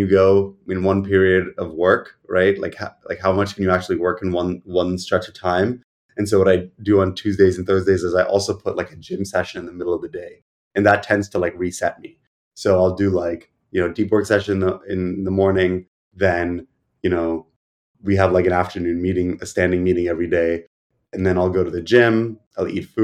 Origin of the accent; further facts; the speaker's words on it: New York, United States; also born or lived in Boston; I grew up here, and I had like a few stints where I lived elsewhere.